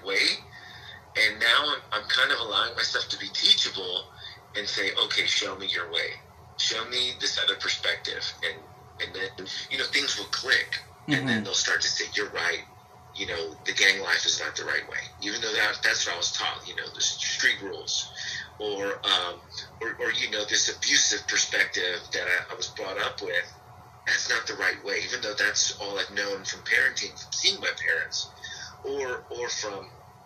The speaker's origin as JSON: {"language": "English", "town": "San Antonio", "region": "Texas", "country": "United States", "tie": "born or raised there", "also_born_or_lived": "Houston, Texas / Los Angeles, California", "moved": "as an adult", "lives_now": "Dallas-Fort Worth area, United States", "said": "I'm originally from San Antonio, Texas"}